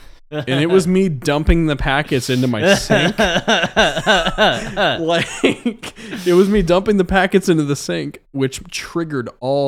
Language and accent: English; Waynesville, Missouri, United States; But I'm playing this show called Magic Moon Festival out in my hometown of Waynesville, Missouri. This is where I went to high school.